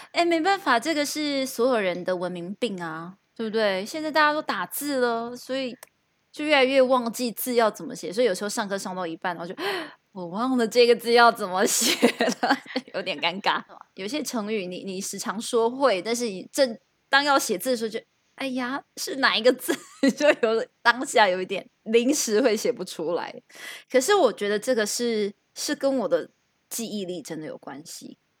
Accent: southern Taiwan, Taiwan; first language Taiwanese Hokkien; Chinese is a second language; moved away; 因为我是南部小孩，当然要会说台语啊

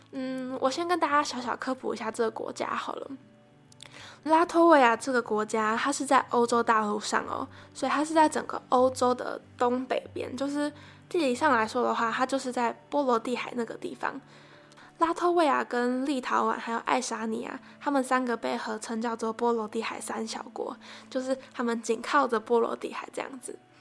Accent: northern Taiwan, Taiwan; 我是一个从小在北部长大的小孩

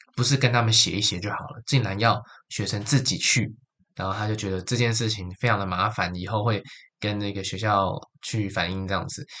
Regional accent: Taichung, Taiwan; moved away as an adult; also born or lived in Taipei, Taiwan; now in Kyoto, Japan; 台北不是我的家嘛，我家乡也有霓虹灯，但它是在台中

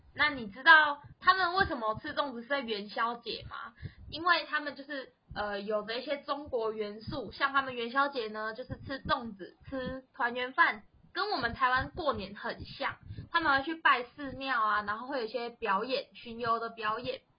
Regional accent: Vietnam; now in Taiwan; 在越南啊，其实我们只要回去，或甚至我们从越南回来的时候，我们家一定是爆满的哦

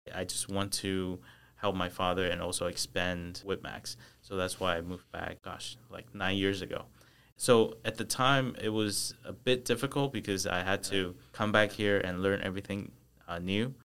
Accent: United States; born or raised there; moved away as an adult; also born or lived in Taichung, Taiwan; now in Taiwan

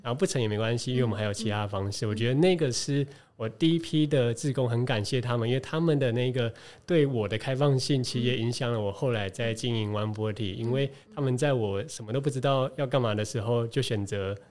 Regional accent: Taiwan; 知道我从台湾来

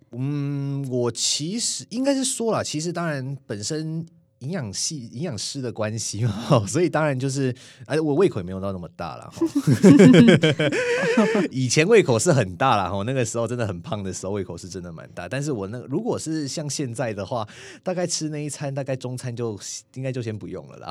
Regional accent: Tainan, Taiwan; also born or lived in Taichung; 我是台南人

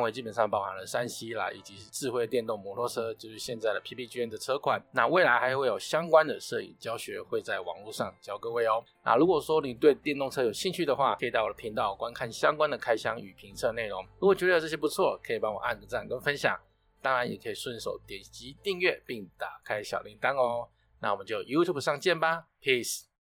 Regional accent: Tainan, Taiwan; 我们小时候在台南

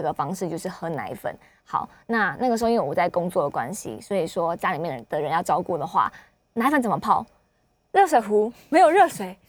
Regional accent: Taiwan; 我们台湾人

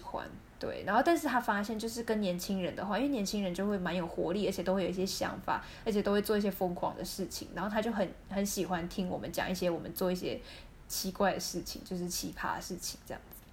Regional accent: Taiwan; 我们台湾人不会跟朋友就是发生性行为

